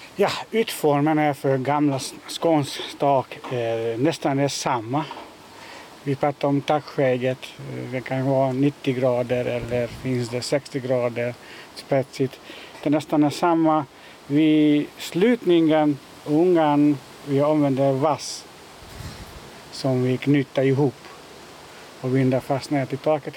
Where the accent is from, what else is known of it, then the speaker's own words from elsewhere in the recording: Hungary; Swedish is a second language; moved away as an adult; also born or lived in Netherlands / Denmark; now in Malmö, Sweden; kommer från mitt hemland, från Ungern.